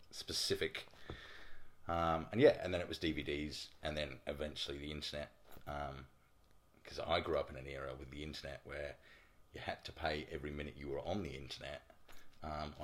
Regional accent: England, United Kingdom; moved away as an adult; now in Brisbane, Australia; If you can't tell by the accent, I'm from England. Spent 24 years in England, and I've been living in Brisbane for 4 years now.

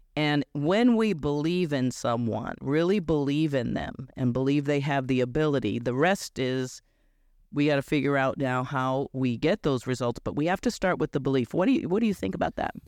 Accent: Chicago, Illinois, United States; I grew up in Chicago in an all-black neighborhood

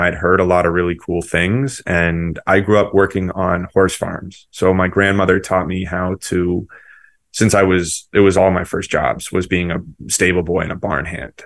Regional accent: Seacoast, New Hampshire, United States; I'm from New England, particularly uh, Seacoast, New Hampshire

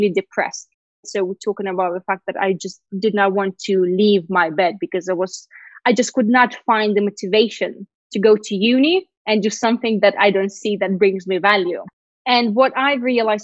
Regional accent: Lithuania; first language Russian; English is a second language; moved away; also born or lived in Sochi, Russia / United Kingdom; I went to a Russian school, but we had to study Lithuanian from pretty much the first grade.

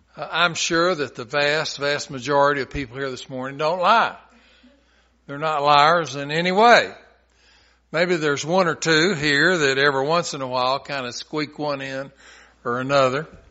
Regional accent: Chattanooga, Tennessee, United States; I'm from Chattanooga

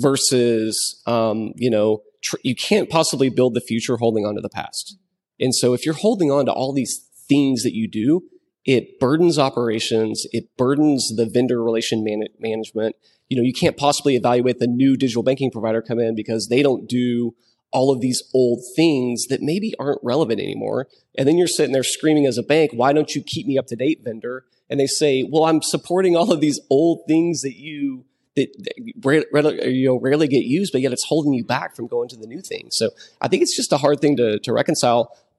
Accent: West Texas, United States; I'm from West Texas, and so I know the place that he's talking about, like San Angelo, Texas.

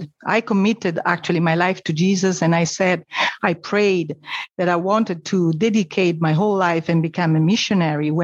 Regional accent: Rome, Lazio, Italy; I was born in Rome and I was raised in a Catholic family

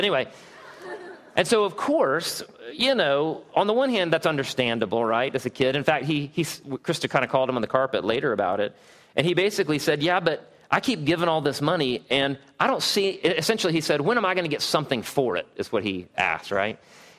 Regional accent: Southeast, United States; I had always thought that my whole respect and honor thing grew out of the fact that I was from the Southeast.

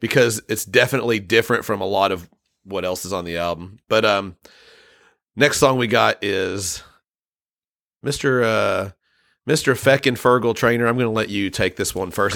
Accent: United States; being an American

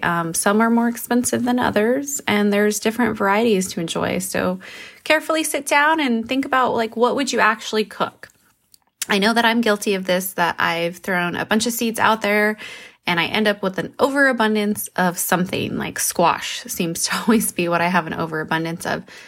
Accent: New Mexico, United States; I come from New Mexico

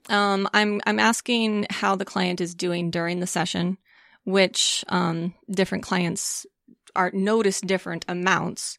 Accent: St. Louis, Missouri, United States; moved away; also born or lived in Colorado Springs, Colorado; I grew up in Saint Louis, Missouri

